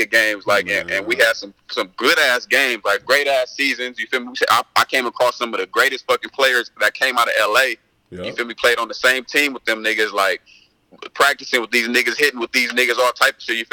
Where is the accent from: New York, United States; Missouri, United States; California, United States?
California, United States; Westmont; I grew up in Westmont